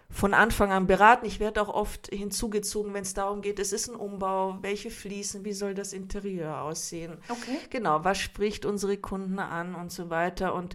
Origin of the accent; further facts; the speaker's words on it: Munich, Bavaria, Germany; Ich ähm, bin Kroatin, bin aber geboren in München und äh, auch hier aufgewachsen.